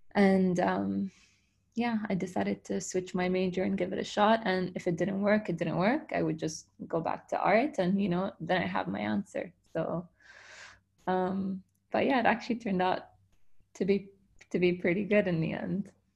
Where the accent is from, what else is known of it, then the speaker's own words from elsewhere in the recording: Dubai, United Arab Emirates; I was born and raised in Dubai